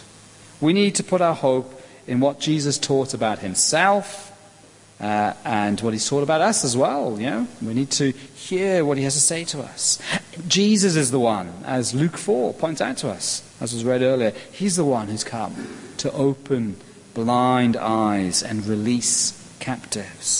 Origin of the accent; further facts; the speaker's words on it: Welsh, Wales, United Kingdom; I'm Welsh.